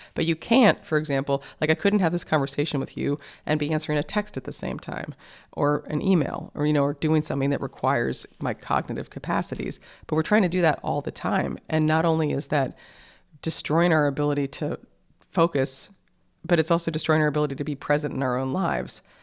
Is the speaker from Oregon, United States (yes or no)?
no; New York City, New York, United States; I grew up in New York City, like, in the middle of the city